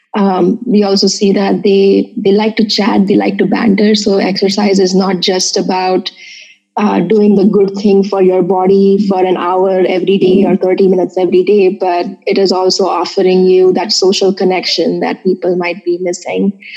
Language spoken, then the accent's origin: English; Mumbai, Maharashtra, India; moved away as an adult; now in Urbana-Champaign, United States; I was born and brought up in Bombay, uh, now Mumbai